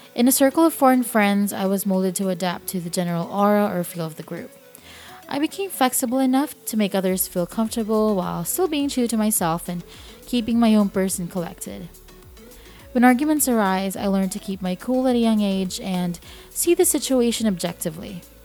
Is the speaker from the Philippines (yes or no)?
yes; Philippines; moved away